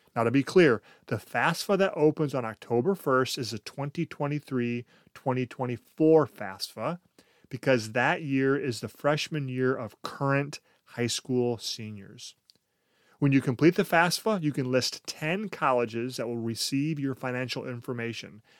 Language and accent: English; United States; we, as American culture